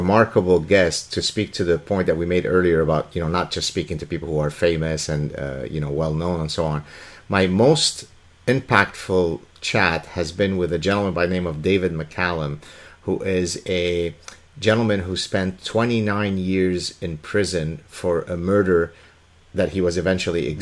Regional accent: Lebanon; now in Canada; I'm from Lebanon

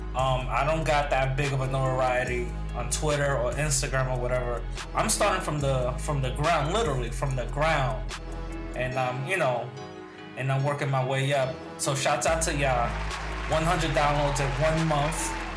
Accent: New York, United States; my hometown in New York

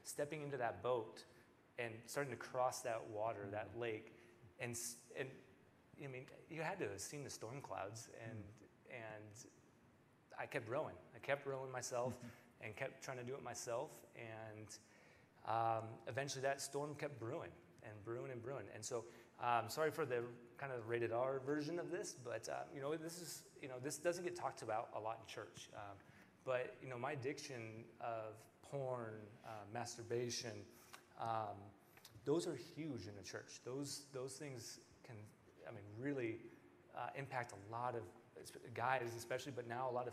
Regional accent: Bremerton, Washington, United States; moved away as an adult; now in Iowa, United States; I'm from Bremerton, Washington originally

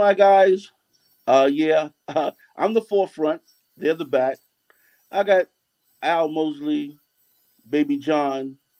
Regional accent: New York City, New York, United States; also born or lived in Queens; born and raised in Harlem, came to Queens when I was 16, 17, left Queens at 22.

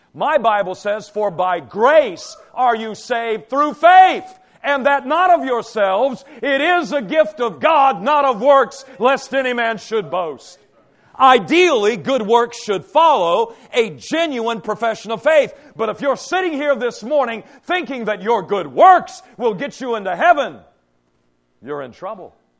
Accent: Cadiz, Kentucky, United States; growing up in Trigg County in Cadiz, Kentucky

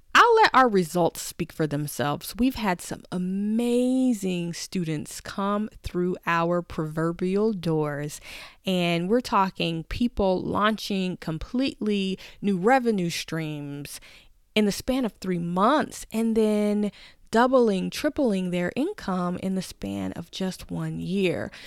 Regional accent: Tennessee, United States; I'm from Tennessee, where we pretty much learn to drive as soon as possible

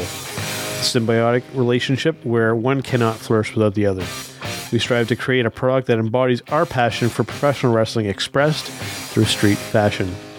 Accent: Canada; I'm we're Canadian

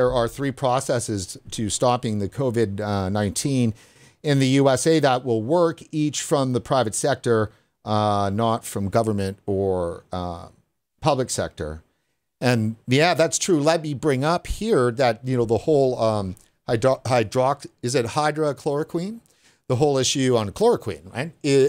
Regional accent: Sweden; I'm from Sweden, so I don't have any insight on that.

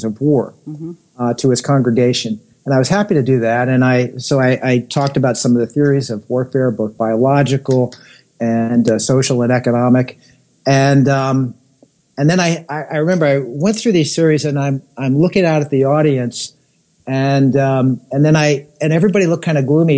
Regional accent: Connecticut and New York City, United States; I grew up in Connecticut and in New York City.

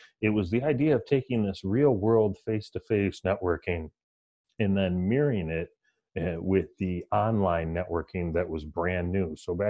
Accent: Detroit, Michigan, United States; We're all from Detroit.

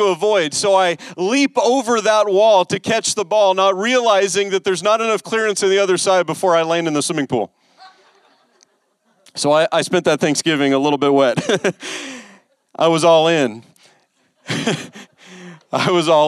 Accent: West Coast, United States; I grew up on the West Coast

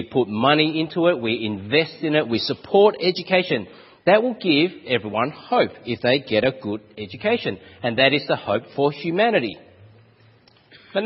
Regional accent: Australia; accent: Aussie; my Aussie accent

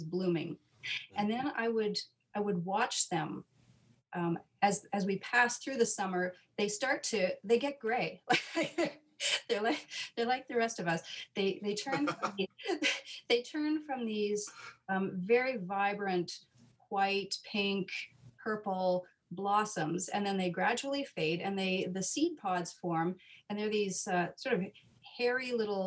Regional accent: Nova Scotia, Canada; I grew up in Nova Scotia

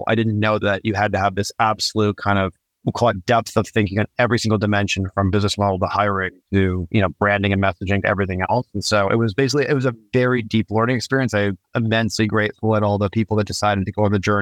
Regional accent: Niagara Falls, Ontario, Canada; I grew up in Niagara Falls on the Canadian side, so very close to Buffalo

